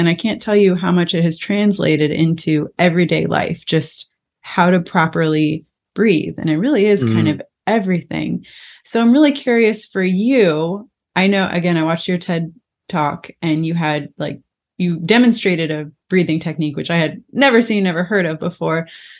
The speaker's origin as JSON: {"language": "English", "region": "Florida", "country": "United States", "tie": "born or raised there", "said": "I grew up in Florida and we play in the water"}